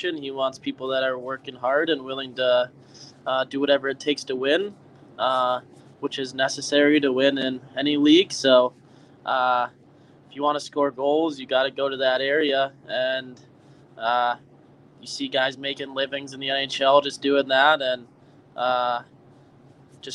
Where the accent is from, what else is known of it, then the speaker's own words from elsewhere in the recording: United States; being an American